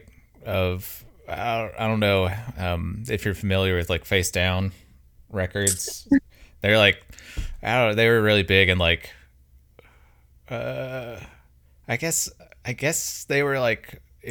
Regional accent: Mobile, Alabama, United States; moved away as an adult; now in Birmingham, United States; growing up in Mobile, like Pensacola is 45 minutes away

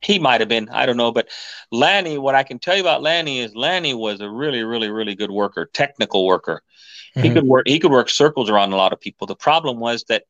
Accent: New York, United States; We're from New York over here. This is how we talk.

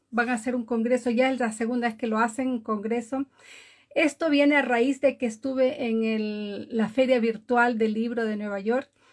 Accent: Galápagos, Ecuador; now in Norway; Vivo en Noruega desde hace muchísimos años, pero nací en Galápagos, Ecuador.

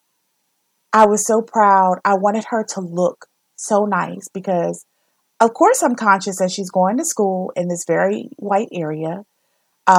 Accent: the South, United States; I grew up in the South.

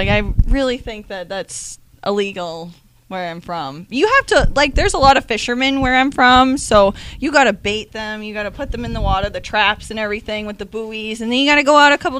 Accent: New England, United States; I'm from New England.

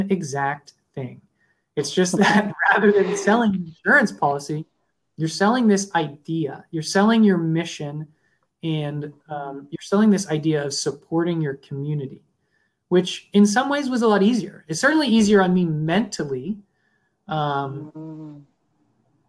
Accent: Upper St. Clair, Pennsylvania, United States; I grew up in Upper St. Clair, which is, you know, lovingly called the bubble

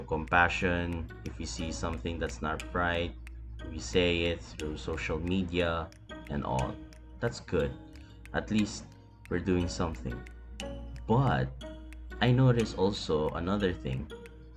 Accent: Philippines; I'm a Filipino

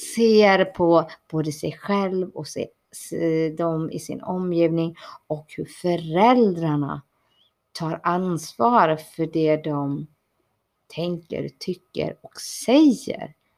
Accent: Borås, Västra Götaland, Sweden; also born or lived in Bangalore, India; jag kommer ifrån eh, utkanten av Borås

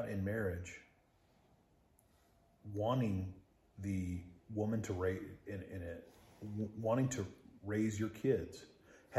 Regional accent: Texas, United States; I'm a Texan.

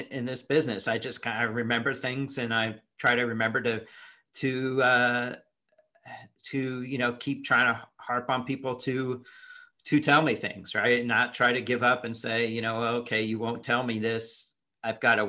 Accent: Indianapolis, Indiana, United States; moved away; I grew up in Indianapolis, so I moved there when I was 10

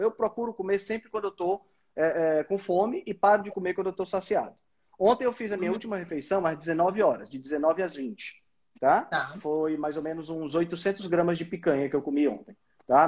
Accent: Fortaleza, Ceará, Brazil; eu sou de Fortaleza

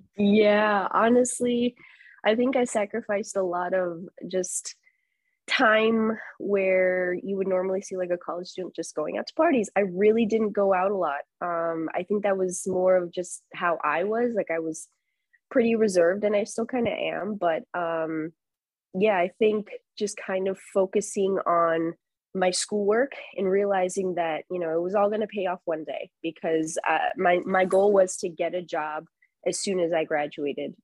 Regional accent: Chicago, Illinois, United States; moved away as an adult; also born or lived in Marquette, Michigan / Rockford, Illinois; now in San Diego, United States; cover my hometown teams

